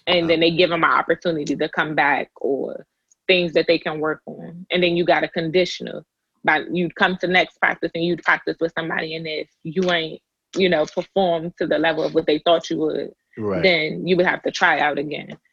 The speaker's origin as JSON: {"language": "English", "town": "Fort Washington", "region": "Maryland", "country": "United States", "tie": "born or raised there", "said": "I was raised in Fort Washington."}